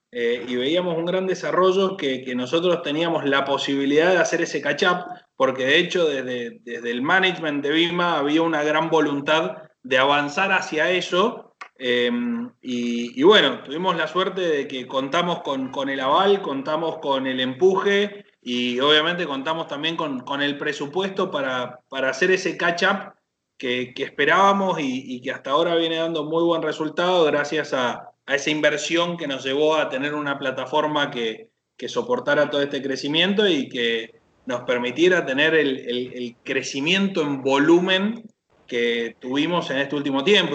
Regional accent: Chacras de Coria, Mendoza, Argentina; moved away as an adult; now in Buenos Aires, Argentina; soy, soy mendocino

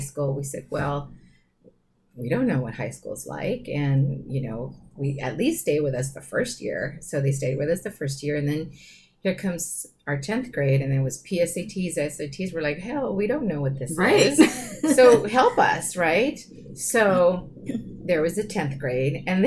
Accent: San Diego, California, United States; I grew up in Sherman Heights

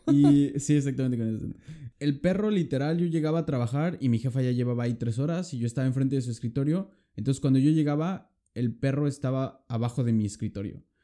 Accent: Mexico; now in Lübeck, Germany

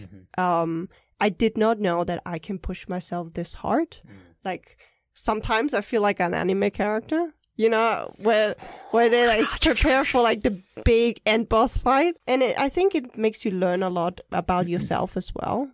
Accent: Germany; moved away as an adult; also born or lived in Taipei, Taiwan; now in Taiwan; we moved to Germany when I was three.

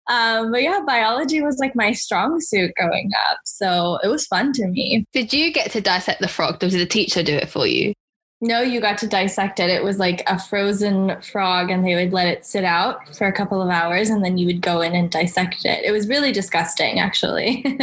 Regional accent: Los Angeles, California, United States; I was born and raised in Southern California in Los Angeles

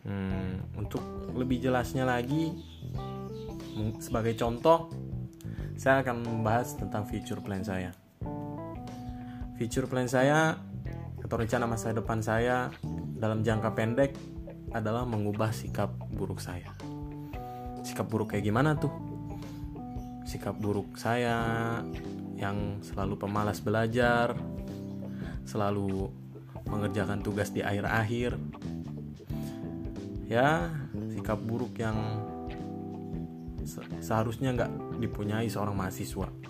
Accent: Tangerang, Banten, Indonesia; saya dari kota saya dari Kabupaten Tangerang saya seorang camaba di Itera

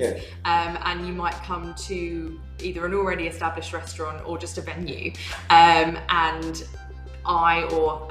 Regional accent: England, United Kingdom; moved away as an adult; also born or lived in London; now in Gold Coast, Australia; I was from England, primarily

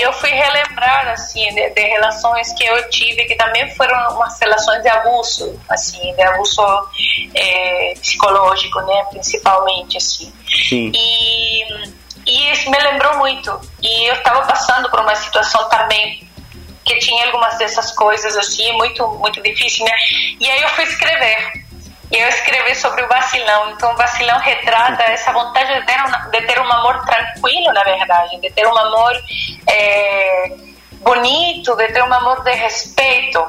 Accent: El Monte, Santiago Metropolitan Region, Chile; Portuguese is a second language; moved away as an adult; also born or lived in Rio de Janeiro, Brazil; now in Minas Gerais, Brazil; eu sou da região metropolitana, mas eu sou natural de uma cidade pequena que fica a uns 40 minutos mais ou menos da capital, que hum. é, se chama El Monte.

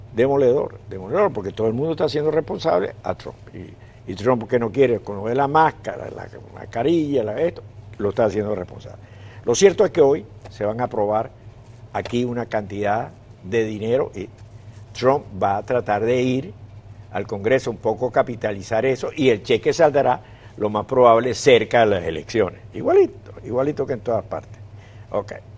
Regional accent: Venezuela; para los que somos o venimos de Venezuela

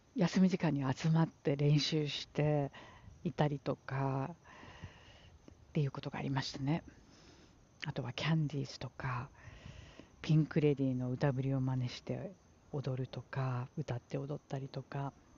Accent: Japan; moved away as an adult; now in New York, United States; うちの実家母の住んでいる実家は海から近い

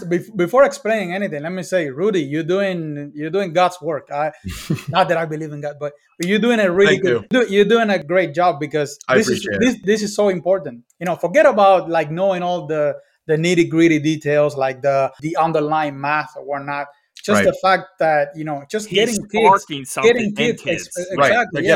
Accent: Cuba; I grew up in Cuba

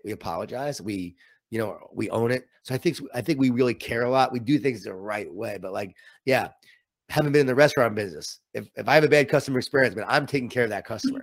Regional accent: Long Island, New York, United States; I grew up in Long Island, New York

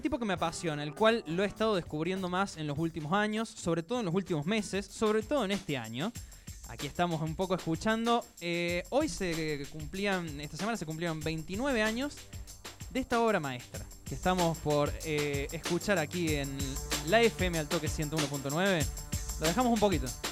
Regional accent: Villa Mercedes, San Luis, Argentina; Villa Mercedes, de donde yo soy

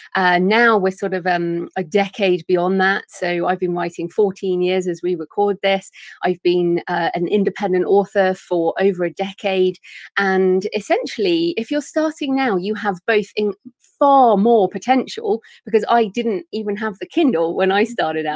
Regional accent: England, United Kingdom; accent: English; my English accent

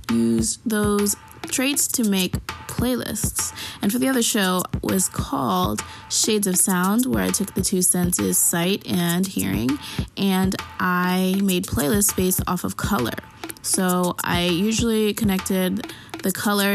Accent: Arlington, Virginia, United States; moved away as an adult; also born or lived in California; I am from Virginia, Arlington, Virginia, actually, and I moved to California for school

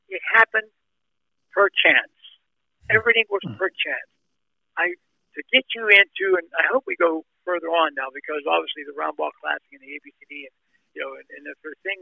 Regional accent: near Turtle Creek, Pennsylvania, United States; born or raised there; moved away as an adult; also born or lived in Wichita, Kansas

